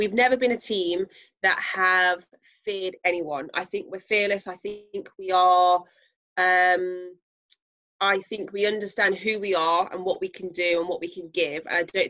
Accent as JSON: {"language": "English", "town": "Leicester", "region": "East Midlands", "country": "United Kingdom", "said": "I've got to show you that, you know, we're from Leicester. This is how we do it. This is how we welcome people."}